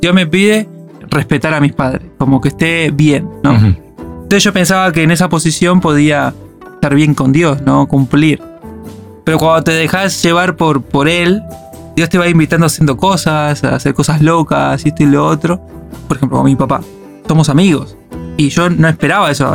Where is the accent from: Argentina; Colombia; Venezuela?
Argentina; moved away as an adult; now in Málaga, Spain; como argentino